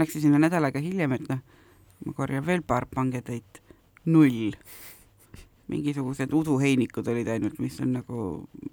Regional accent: South Estonia, Estonia; moved away; ma olen ju lõunast pärit

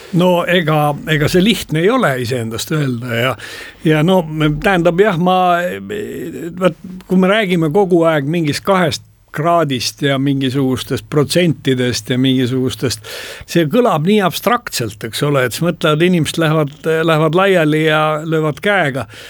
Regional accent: Estonia; Eesti inimene, põhjamaalane

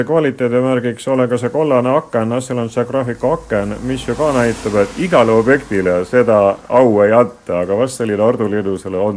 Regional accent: Vastseliina, Võru County, Estonia; ja kohalik inimene.

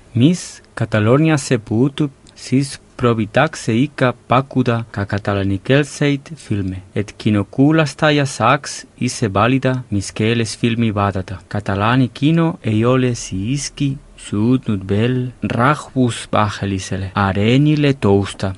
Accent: Lleida, Catalonia, Spain; moved away; minu kodulinnas Leidas

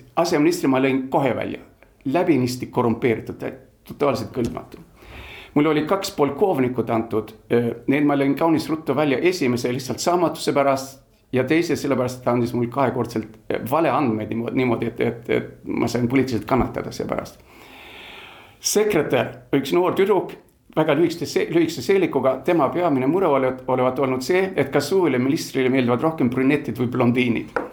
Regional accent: Gothenburg, Västra Götaland, Sweden; also born or lived in Tallinn, Estonia; now in Estonia; ma olen üles kasvanud Göteborgis, Rootsi läänerannikul

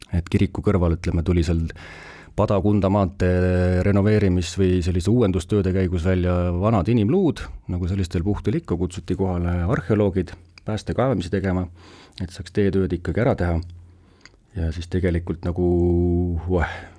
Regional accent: Sonda, Ida-Viru County, Estonia; ma ise olen Virumaalt pärit, siis Sondast olen ma pärit

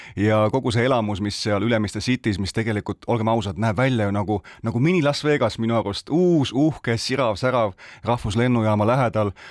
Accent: Rakvere, Lääne-Viru County, Estonia; Rakveres, meie kodulinnas, tõesti, me oleme virumaalased

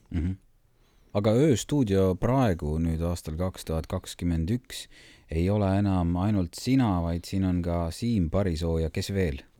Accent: Saare County, Estonia; ma olen saarlane

